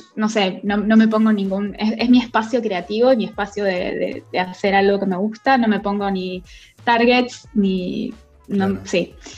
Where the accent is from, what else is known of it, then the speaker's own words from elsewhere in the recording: Rosario, Santa Fe, Argentina; moved away as an adult; also born or lived in Cañada de Gómez, Argentina / Barcelona, Spain; now in London, United Kingdom; soy de Argentina, soy de, eh, nací en Cañada de Gómez, eh, viví en Rosario mucho tiempo, es, lo que en Argentina le llaman el interior, pero bueno, es, una provincia em, Santa Fe